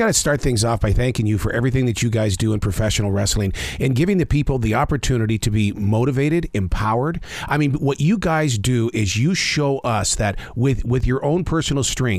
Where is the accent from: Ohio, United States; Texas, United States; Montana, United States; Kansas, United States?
Montana, United States; When growing up in Montana